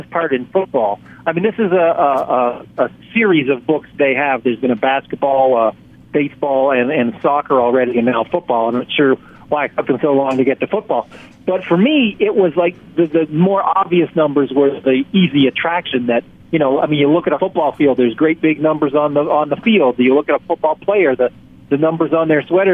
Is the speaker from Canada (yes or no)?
yes; Canada; I'm from Canada